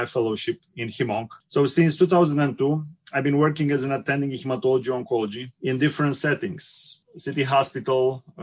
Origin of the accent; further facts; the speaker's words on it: Bucharest, Romania; moved away; also born or lived in Constanța, Romania; I'm Romanian, and I was born on the Black Sea side in Constanța, which is an old Greek colony. I did my high school in Bucharest